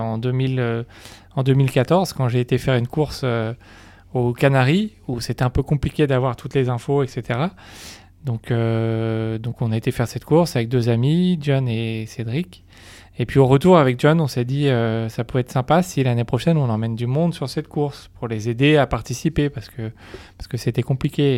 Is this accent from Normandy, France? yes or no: yes; Normandy, France; je suis originaire de Normandie